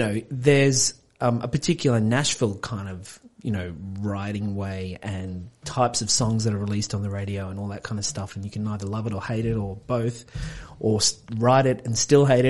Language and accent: English; Gunnedah, New South Wales, Australia; moved away as an adult; also born or lived in Sydney / United States; now in Wollongong, Australia; I was from Gunnedah, which is northwest New South Wales, sort of out in the country.